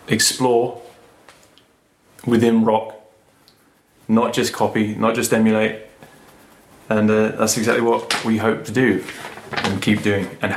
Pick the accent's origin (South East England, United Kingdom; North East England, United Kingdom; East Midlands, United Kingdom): South East England, United Kingdom; Surrey; I'm from Surrey